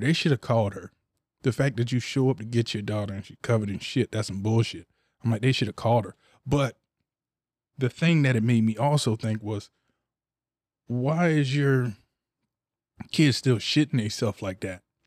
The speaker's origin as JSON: {"language": "English", "town": "Ocala", "region": "Florida", "country": "United States", "tie": "born or raised there", "said": "I'm from dirty Cali, you know, I'm from the O, and I'm from the west side of the O. I'm from Cotton Plant, Ocala, Florida"}